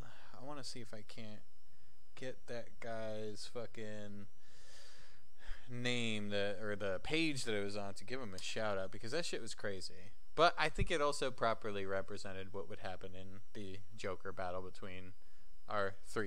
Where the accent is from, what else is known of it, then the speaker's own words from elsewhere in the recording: Kentucky, United States; I'm from Kentucky, you know?